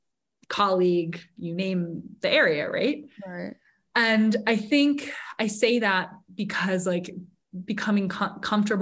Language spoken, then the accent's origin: English; Sun Valley, United States; here in my hometown of Sun Valley